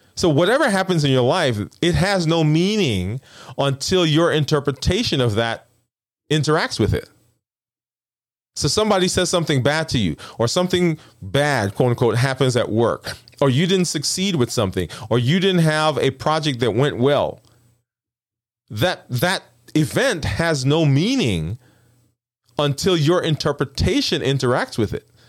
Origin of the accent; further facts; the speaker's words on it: New York City, New York, United States; moved away; also born or lived in the South (US); I'm from, I'm from Brooklyn